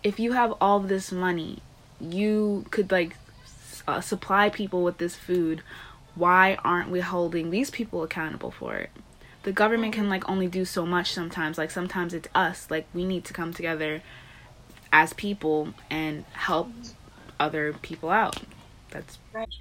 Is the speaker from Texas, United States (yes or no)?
no; Long Island, New York, United States; I'm from Long Island, New York